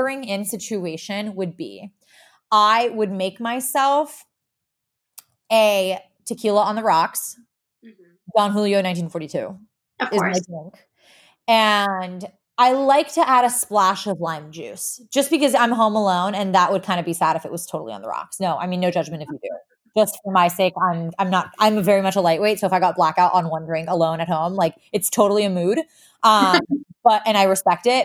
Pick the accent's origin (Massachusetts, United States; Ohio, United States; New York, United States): New York, United States; I'm a New Yorker